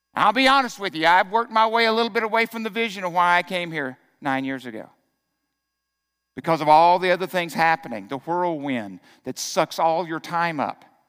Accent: Arkansas, United States; I grew up in Arkansas.

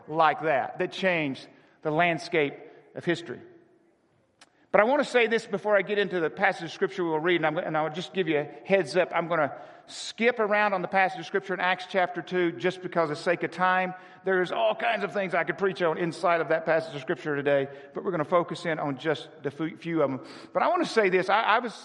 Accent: Arkansas, United States; I was born in Arkansas in a town of 400

